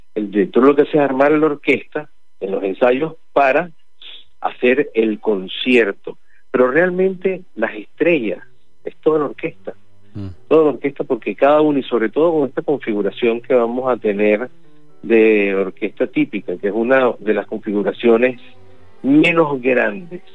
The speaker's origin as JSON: {"language": "Spanish", "country": "Venezuela", "moved": "yes", "lives_now": "Argentina", "said": "soy venezolano, no soy argentino"}